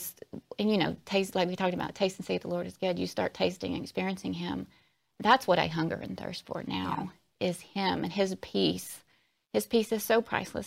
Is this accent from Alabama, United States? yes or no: yes; Alabama, United States; I was born and raised in Alabama, so coming from the Deep South